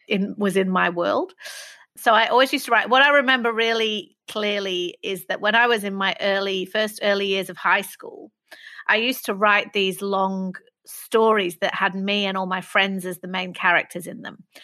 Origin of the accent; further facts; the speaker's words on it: Manchester, North West England, United Kingdom; I grew up in Manchester